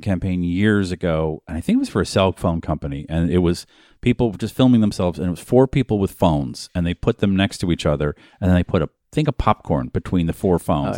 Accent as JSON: {"language": "English", "town": "Boston", "region": "Massachusetts", "country": "United States", "tie": "born or raised there", "moved": "yes", "said": "I was born in Boston, Massachusetts"}